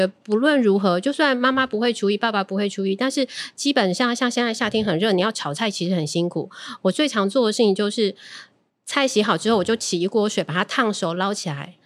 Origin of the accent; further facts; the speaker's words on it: Tainan, Taiwan; 我们台南人